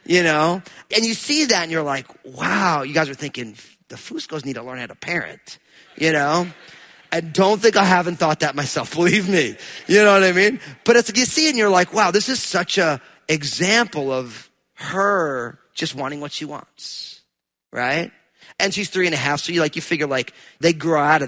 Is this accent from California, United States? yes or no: no; New Jersey, United States; I'm from New Jersey